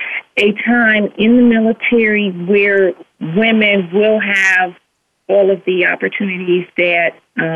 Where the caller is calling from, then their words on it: Richmond, Virginia, United States; I'm calling from Richmond, Virginia.